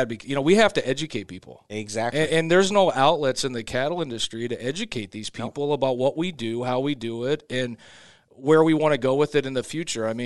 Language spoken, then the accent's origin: English; West Coast, United States; I come from the West Coast sometimes.